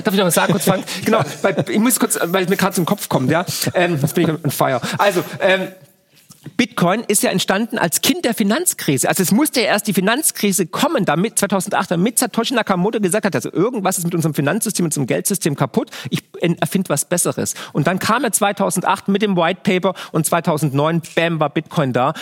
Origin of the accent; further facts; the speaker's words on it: Germany; in dem Land, wo ich geboren bin